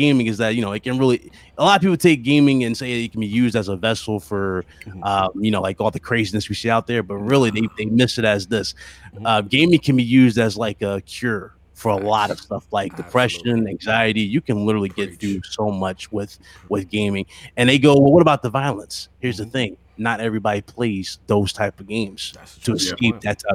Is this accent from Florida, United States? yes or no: no; Philadelphia, Pennsylvania, United States; moved away; also born or lived in North Carolina; I'm from Philadelphia